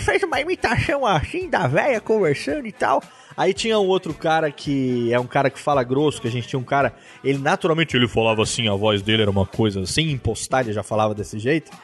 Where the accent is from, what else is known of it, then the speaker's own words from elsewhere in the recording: Serra Negra, São Paulo, Brazil; eu sou do interior de São Paulo, lá de Serra Negra